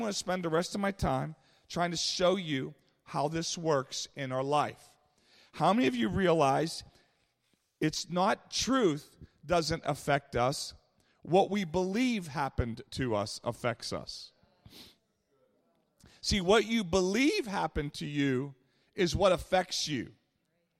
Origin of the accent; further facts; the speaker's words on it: Pittsburgh, Pennsylvania, United States; I grew up in Pittsburgh